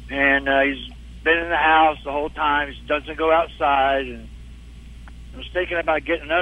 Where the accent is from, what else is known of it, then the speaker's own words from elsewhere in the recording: Dallas, Texas, United States; I'm from Dallas, though.